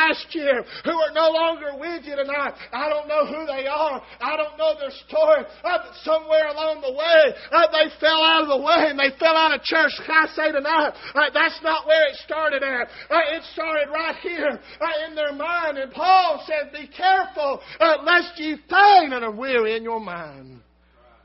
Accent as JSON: {"language": "English", "country": "United States", "said": "thank God I'm an American"}